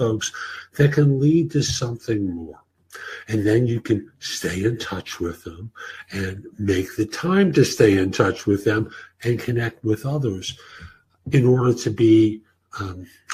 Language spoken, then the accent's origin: English; New York, United States; moved away; I was raised in New York, and although I don't live there anymore